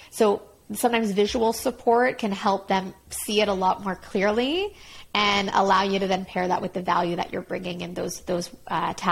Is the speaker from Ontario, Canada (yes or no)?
no; Montreal, Quebec, Canada; I'm from Montreal.